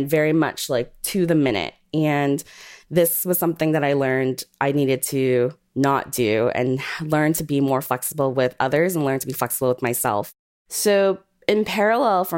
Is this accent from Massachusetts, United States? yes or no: yes; Boston, Massachusetts, United States; I'm born and raised in Boston.